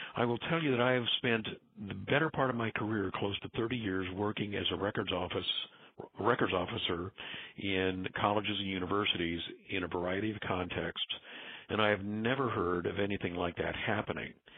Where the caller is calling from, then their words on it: Southern California, United States; I'm calling from Southern California.